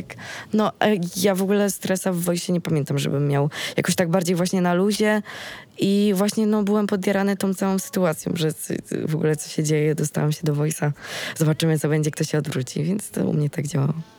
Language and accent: Polish; Sieradz, Łódź Voivodeship, Poland; na konkursie ogólnopolskim u nas właśnie, u mnie w Sieradzu